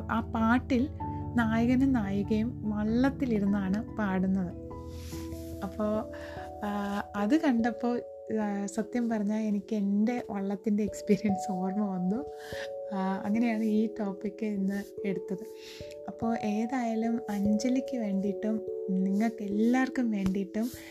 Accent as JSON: {"language": "Malayalam", "town": "Thiruvananthapuram", "region": "Kerala", "country": "India", "tie": "born or raised there", "said": "ഞാൻ ജനിച്ചു വളർന്നതൊക്കെ ട്രിവാൻഡ്രം സിറ്റിയിലാണ്"}